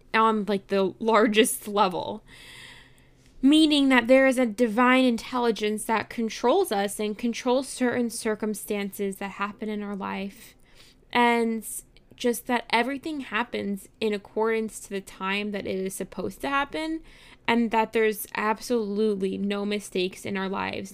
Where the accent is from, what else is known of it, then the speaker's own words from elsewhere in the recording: New York City, New York, United States; I grew up in New York City